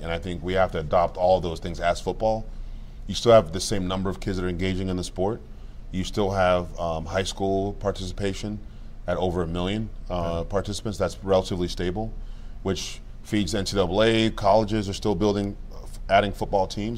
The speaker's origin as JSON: {"language": "English", "country": "Cameroon", "tie": "born or raised there", "moved": "yes", "said": "I was born in Cameroon, like I mm-hmm. said, Cameroon, West Africa"}